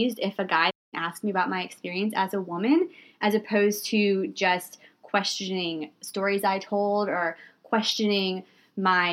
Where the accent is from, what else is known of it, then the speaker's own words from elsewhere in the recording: the South, United States; moved away as an adult; I grew up in the South and moved away after college